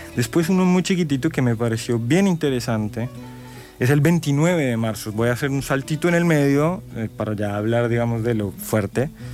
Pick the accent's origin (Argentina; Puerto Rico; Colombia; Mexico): Colombia; soy colombiana